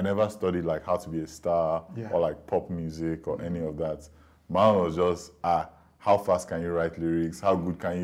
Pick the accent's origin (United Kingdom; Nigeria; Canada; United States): Nigeria; Lagos; moved away; I grew up here. I'm from Lagos.